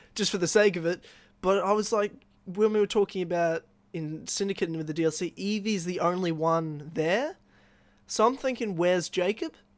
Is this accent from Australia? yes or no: yes; Australia; I'm from Australia